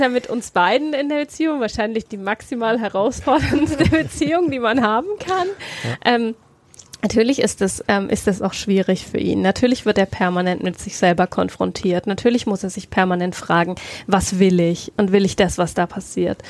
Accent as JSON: {"language": "German", "area": "near Heilsbronn", "region": "Bavaria", "country": "Germany", "tie": "born or raised there", "also_born_or_lived": "Bayreuth", "said": "ich bin in ähm, Bayreuth geboren, bin mhm. aber in der Nähe von Heilsbronn ähm, aufgewachsen"}